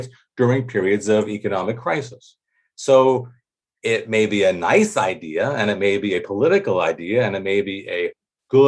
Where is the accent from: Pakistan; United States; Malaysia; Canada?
United States; as an American